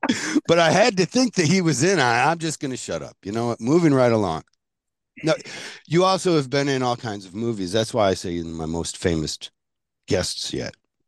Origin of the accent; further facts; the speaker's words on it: Flint, Michigan, United States; And that's my hometown.